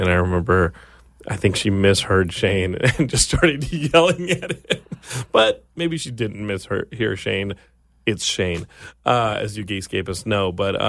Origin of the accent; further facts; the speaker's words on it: Texas, United States; my home state of Texas is like underwater.